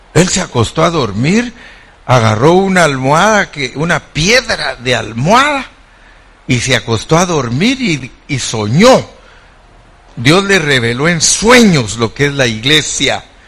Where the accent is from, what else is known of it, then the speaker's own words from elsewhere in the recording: Guatemala; moved away; donde yo nací en Guatemala